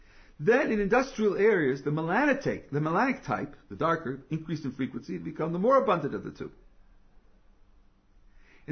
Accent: United States; as American

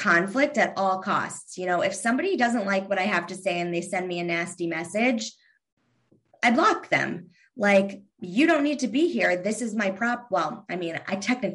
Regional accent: Kentucky, United States; I'm from Kentucky.

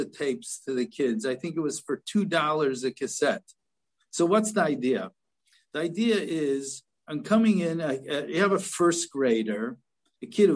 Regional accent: Chicago, Illinois, United States; also born or lived in Philadelphia; my hometown in Chicago

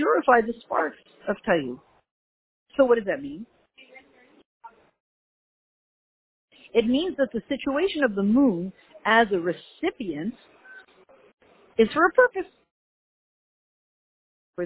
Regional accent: Canada; moved away as an adult; now in United States; I'm Canadian

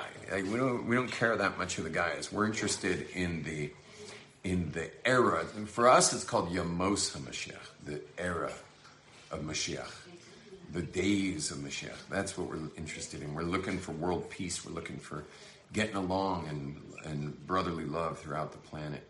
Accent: Los Angeles, California, United States; I'm from Hollywood

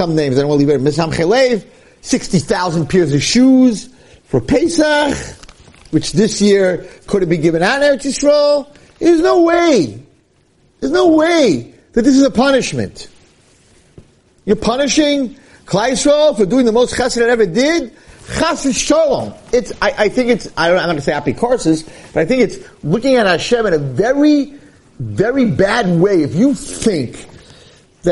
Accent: United States; When I grew up in Muncie, there was a minyan for Mincha and a minyan for Ma'ariv.

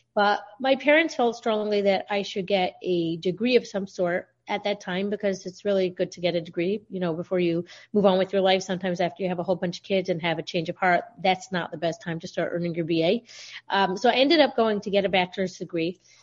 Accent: Baltimore, Maryland, United States; I'm from Baltimore, Maryland

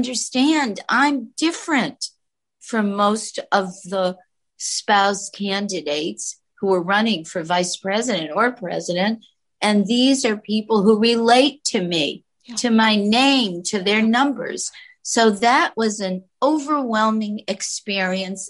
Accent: Gardner, Massachusetts, United States; first language Yiddish; English is a second language; my life as an American in a small town near the New Hampshire border

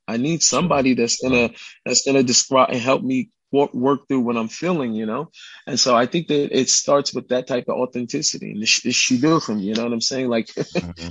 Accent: Seattle, Washington, United States; I grew up in Seattle

